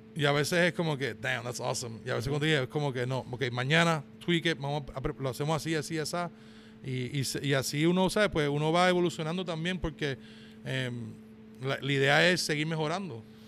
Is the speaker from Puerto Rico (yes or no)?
yes; Puerto Rico; now in Georgia, United States; yo cuando me crié en Puerto Rico